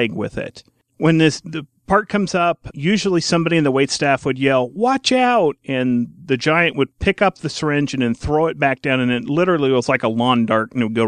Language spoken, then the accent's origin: English; Indiana, United States; growing up in Indiana, watching WTTV Channel 4